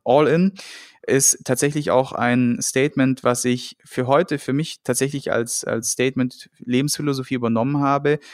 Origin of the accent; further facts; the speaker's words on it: Friedrichshafen, Baden-Württemberg, Germany; moved away as an adult; also born or lived in Darmstadt / Cologne; ich bin dann damals vom beschaulichen Schwabeländle, Bodensee-Friedrichshafen